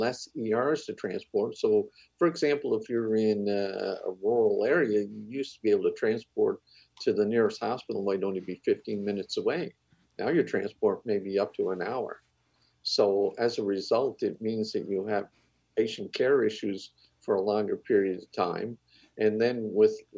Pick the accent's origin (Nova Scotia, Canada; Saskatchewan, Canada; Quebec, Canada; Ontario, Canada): Nova Scotia, Canada; Cape Breton; I'm from Cape Breton